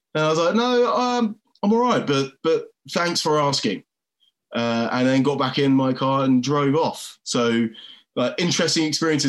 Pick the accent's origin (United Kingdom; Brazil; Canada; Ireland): United Kingdom; England; I'm like, oh, I'm from England.